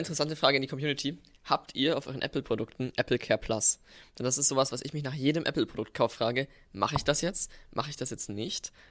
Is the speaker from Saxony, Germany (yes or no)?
no; Bavaria, Germany; wir haben bei uns in Bayern